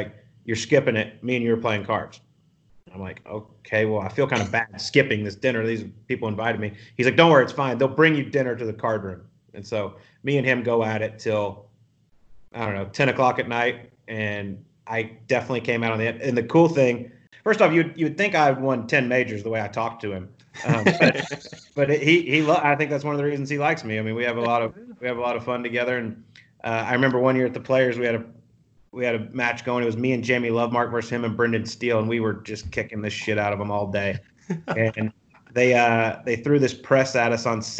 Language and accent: English; Canada; we're Canadian